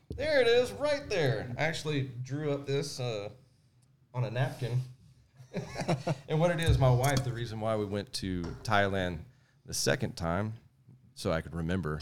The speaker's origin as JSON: {"language": "English", "town": "Sour Lake", "region": "Texas", "country": "United States", "tie": "born or raised there", "said": "But I grew up in Sour Lake, and we were a no-fence subdivision"}